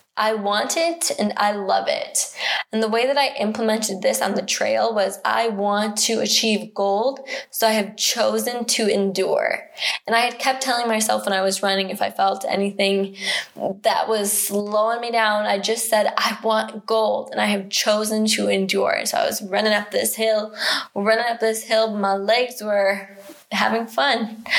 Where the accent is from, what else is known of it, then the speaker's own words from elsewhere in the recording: United States; I'm American